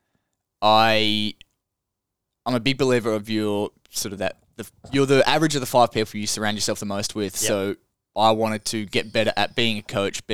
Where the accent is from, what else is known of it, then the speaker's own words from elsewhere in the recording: Hamilton, Victoria, Australia; moved away as an adult; also born or lived in Ballarat; now in Mornington, Australia; growing up in Hamilton, essentially haven't done that since I was in prep and year seven